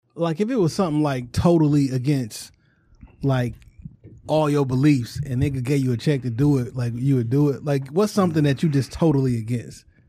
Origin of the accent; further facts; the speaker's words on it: Detroit, Michigan, United States; Warwick, you know, I grew up on Plainview.